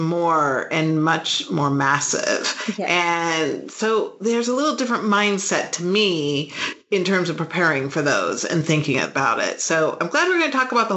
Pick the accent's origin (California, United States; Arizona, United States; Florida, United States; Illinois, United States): California, United States; moved away; I grew up in California, which is quite different than the Midwest